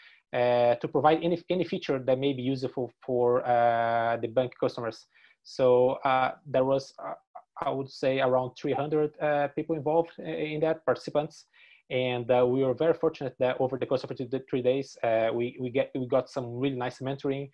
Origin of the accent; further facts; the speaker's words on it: Brazil; English is a second language; moved away as an adult; now in Dublin, Ireland; I came from Brazil to study the master's on Griffith College